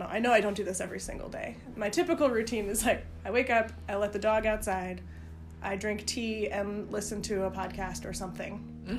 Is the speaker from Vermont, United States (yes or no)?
yes; Vermont, United States; moved away; also born or lived in Massachusetts; Born in Massachusetts, but raised in Vermont.